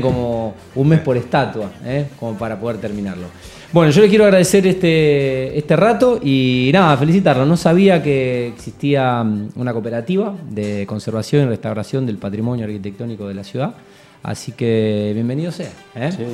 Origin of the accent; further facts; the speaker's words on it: Rosario, Santa Fe, Argentina; rosarino por adopción, Bueno, nací en esta ciudad